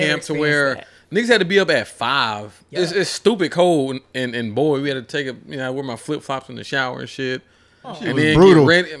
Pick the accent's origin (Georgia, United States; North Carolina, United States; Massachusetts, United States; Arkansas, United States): Georgia, United States; Atlanta; moved away as an adult; I'm from Atlanta